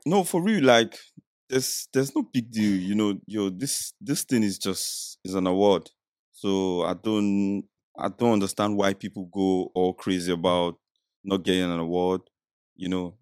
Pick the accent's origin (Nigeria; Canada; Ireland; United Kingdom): Nigeria; accent: Nigerian; I'm Nigerian, so I have Nigerian accent